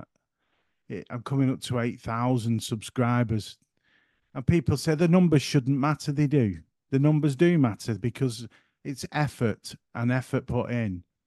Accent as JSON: {"language": "English", "region": "the north of England", "country": "United Kingdom", "accent": "broad northern", "said": "My accent's in the way of talk, for one, being very broad, and I'm trying to keep it under control tonight, that I'm not here by gum talking all, uh, northern"}